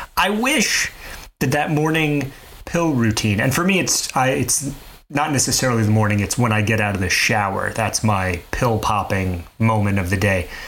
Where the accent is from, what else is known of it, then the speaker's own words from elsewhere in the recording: Mobile, Alabama, United States; I grew up in Mobile, Alabama